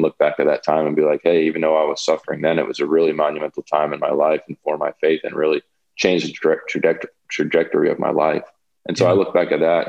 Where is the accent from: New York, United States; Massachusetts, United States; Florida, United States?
New York, United States; I'm from New York